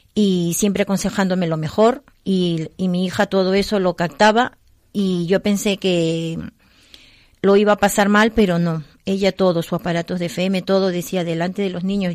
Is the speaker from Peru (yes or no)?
yes; Peru; moved away; soy de Perú